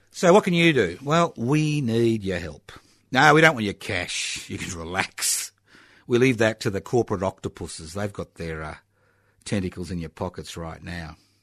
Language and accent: English; Queensland, Australia; now in Victoria, Australia; where I came from, which was, I was born in Queensland, but that's another story during the Bjalke Peters era, where I, uh, was a refugee